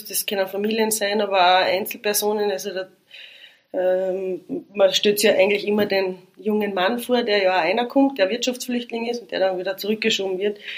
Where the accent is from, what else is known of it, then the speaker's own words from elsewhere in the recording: Carinthia, Austria; Also als Kärntner ist man, oder als Kärntnerin ist man da verwendet, weil ist ja nicht viel.